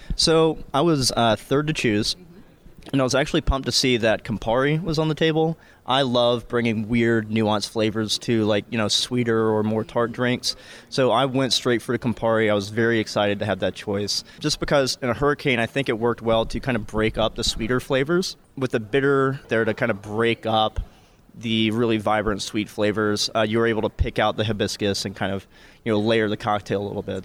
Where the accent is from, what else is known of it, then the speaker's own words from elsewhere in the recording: Macon, Georgia, United States; I'm from Macon, Georgia